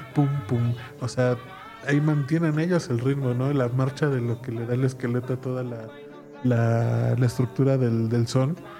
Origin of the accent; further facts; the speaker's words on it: Mexico